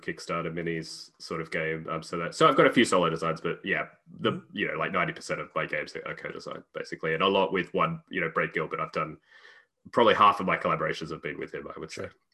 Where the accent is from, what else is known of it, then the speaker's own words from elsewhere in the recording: Australia; moved away as an adult; also born or lived in United Kingdom / Cambridge; now in Czech Republic; I'm originally Australian, uh, although I currently live in the Czech Republic